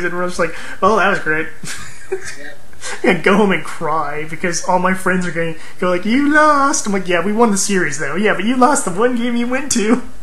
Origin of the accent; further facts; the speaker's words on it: California, United States; moved away as an adult; I'm from California